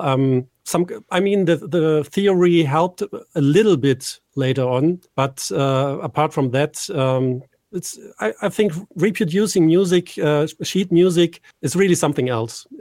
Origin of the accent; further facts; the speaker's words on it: Düsseldorf, North Rhine-Westphalia, Germany; here in my hometown, Düsseldorf in Germany.